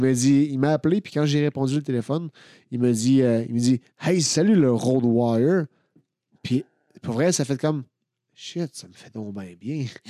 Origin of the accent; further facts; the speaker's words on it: Victoriaville, Quebec, Canada; moved away; je suis allé à, Victoriaville, ma, ville natale.